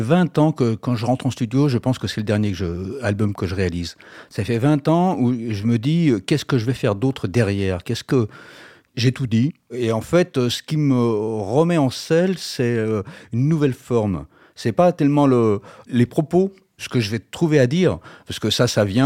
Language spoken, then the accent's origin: French; Lyon, Auvergne-Rhône-Alpes, France; on est des Lyonnais